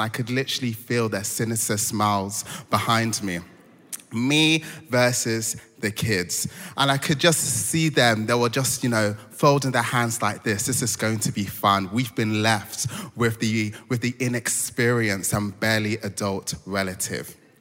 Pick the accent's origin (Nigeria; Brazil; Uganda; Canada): Nigeria; moved away; I'm Nigerian